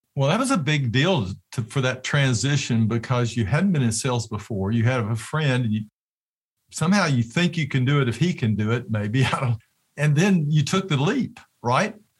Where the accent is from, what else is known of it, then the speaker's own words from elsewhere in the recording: Tennessee, United States; I'm from Tennessee